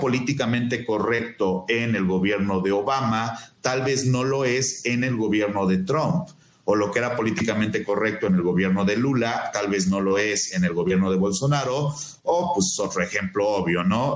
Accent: Mexico

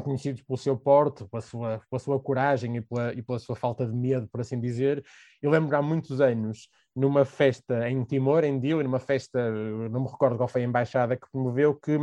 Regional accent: Portugal; sou português

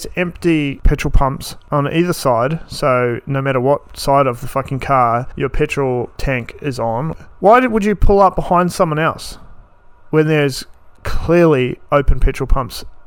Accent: New Zealand; moved away as an adult; now in Townsville, Australia; I am a New Zealander, born and bred New Zealand.

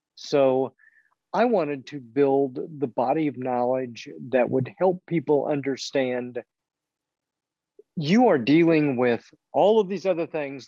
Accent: Missouri, United States; also born or lived in England; except for time as an undergraduate in England, I have lived in Missouri for all my life

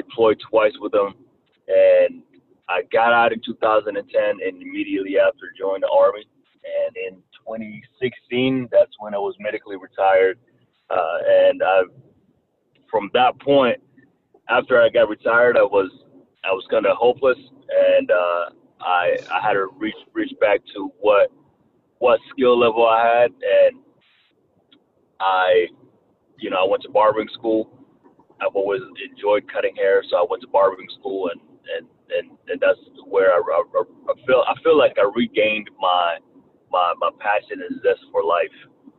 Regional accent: Rwanda; accent: Southern twang; English is a second language; also born or lived in Kentucky, United States; now in United States; I was actually born and raised in Rwanda, Africa. Came to the States in 1994 due to a tribal war that was going on in my country. And I was raised in Kentucky and learned how to speak English in Kentucky.

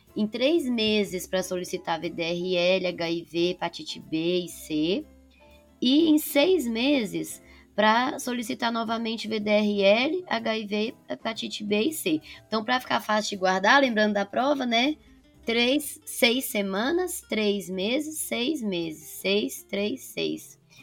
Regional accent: Patos de Minas, Minas Gerais, Brazil; moved away as an adult; now in São Paulo, Brazil; Eu sou de Patos de Minas, mas fiz faculdade aqui em São Paulo

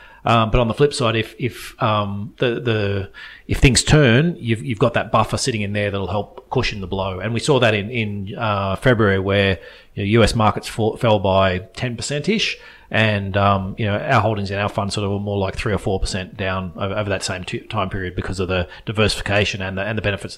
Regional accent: Australia; What's good as an Australian investor looking out is that reverses.

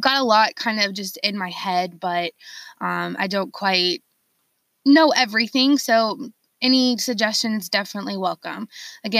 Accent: Charleston, South Carolina, United States; I'm born and raised in Charleston, South Carolina

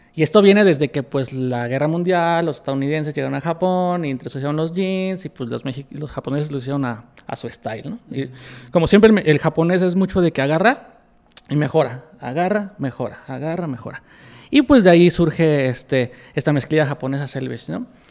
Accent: Mexico; yo soy mexicano

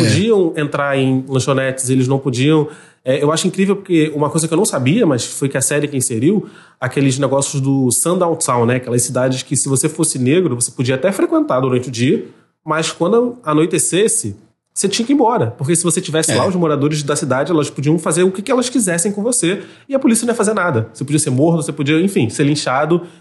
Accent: Rio de Janeiro, Brazil; accent: carioca; now in São Gonçalo, Brazil; o jeito que eu falo meu nome, mas é o sotaque carioca

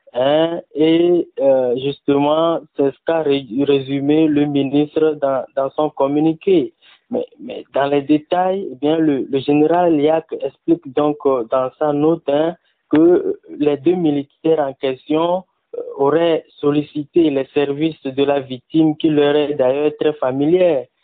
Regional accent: Togo; chez nous au Togo

